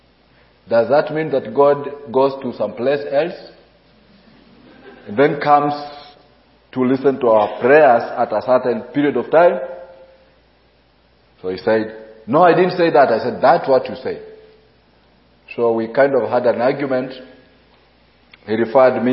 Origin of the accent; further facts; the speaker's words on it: Mombasa, Mombasa County, Kenya; I'm a pastor in Mombasa, Kenya. I grew up in Mombasa